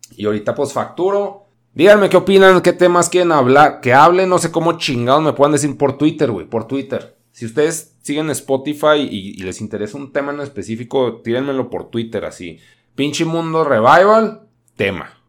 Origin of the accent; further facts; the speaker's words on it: Chihuahua, Mexico; Yo soy de Chihuahua